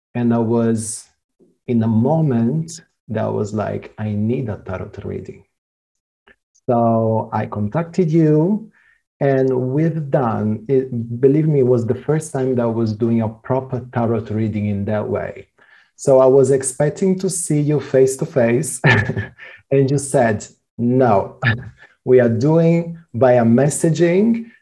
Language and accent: English; Rio de Janeiro, Brazil; We are both Brazilian, we are both from Rio de Janeiro